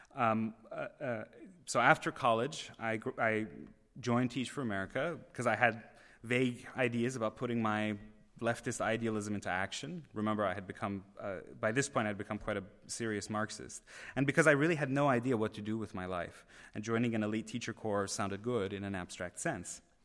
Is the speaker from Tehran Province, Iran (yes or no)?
yes; Tehran, Tehran Province, Iran; moved away; I was born in Tehran, Iran